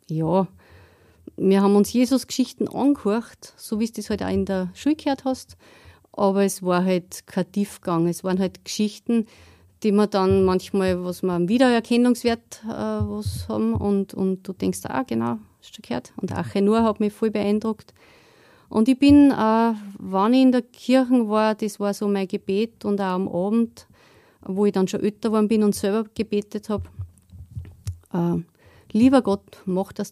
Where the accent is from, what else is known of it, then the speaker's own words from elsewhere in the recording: Steyr, Upper Austria, Austria; Ich bin verheiratet, bin Mutter von drei Kindern und ich bin da in Steyr aufgewachsen.